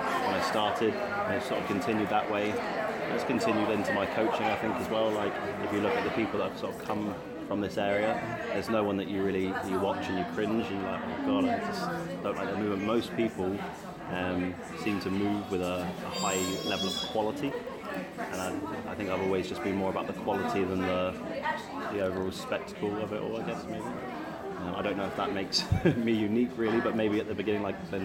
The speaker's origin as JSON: {"language": "English", "town": "Bournemouth", "region": "South West England", "country": "United Kingdom", "said": "I'm from Bournemouth"}